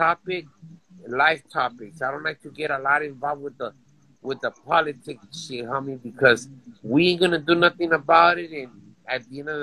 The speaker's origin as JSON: {"language": "English", "town": "Los Angeles", "region": "California", "country": "United States", "said": "I'm from Silmar"}